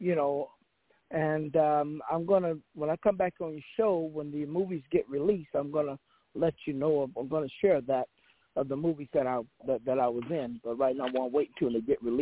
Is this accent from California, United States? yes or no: yes; Los Angeles, California, United States; I was born in Hollywood, Cedars 11